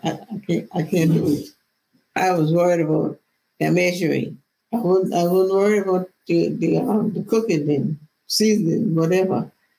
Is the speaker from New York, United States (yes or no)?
yes; New York, United States; I'm from New York. I know in my brain, and I know in my heart how I would fix it.